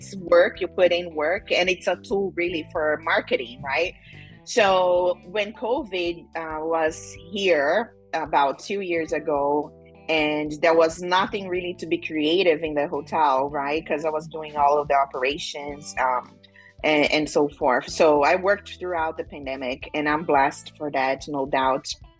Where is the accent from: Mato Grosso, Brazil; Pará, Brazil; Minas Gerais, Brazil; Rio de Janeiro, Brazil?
Mato Grosso, Brazil; Cuiabá; English is a second language; moved away as an adult; now in United States; I came from Brazil for an internship program about 15 years ago, and I did study hospitality in Cuiabá, Mato Grosso, where I'm from.